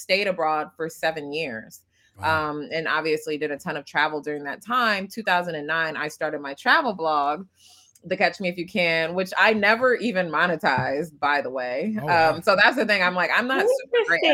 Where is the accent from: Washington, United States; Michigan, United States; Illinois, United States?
Michigan, United States; Detroit; moved away as an adult; also born or lived in Japan; I am an American-born Ugandan, as I say. I was born in Detroit